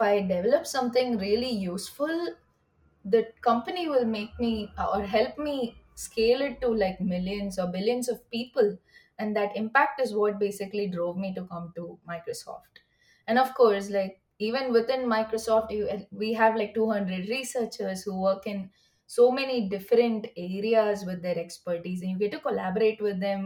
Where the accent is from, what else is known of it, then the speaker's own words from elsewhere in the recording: India; moved away as an adult; also born or lived in University of Washington, Seattle, United States; now in United States; I come from India